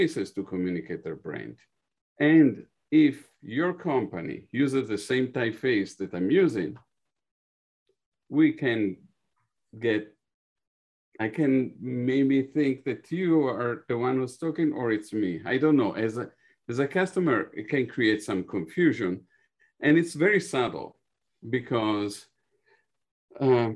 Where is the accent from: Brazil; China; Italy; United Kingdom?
Italy; now in New York, United States; being an Italian. I was born in Italy and now I live in New York